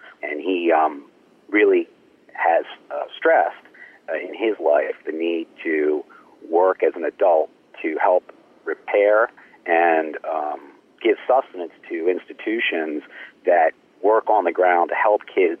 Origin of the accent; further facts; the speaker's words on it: Baltimore, Maryland, United States; You know, I grew up in Baltimore